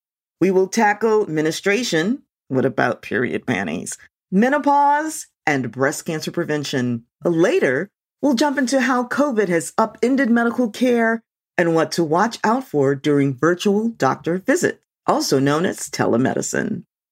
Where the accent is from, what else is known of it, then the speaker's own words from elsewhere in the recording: Louisiana, United States; my home state of Louisiana